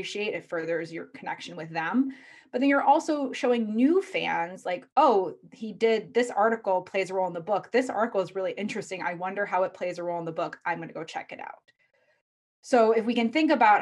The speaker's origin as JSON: {"language": "English", "region": "Midwest", "country": "United States", "said": "I'm from the Midwest"}